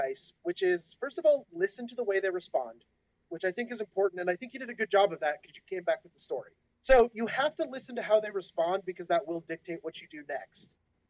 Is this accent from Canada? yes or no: yes; Canada; accent: Canadian; No, I'll never give up my bad Canadian accent. I'm sorry, Canada.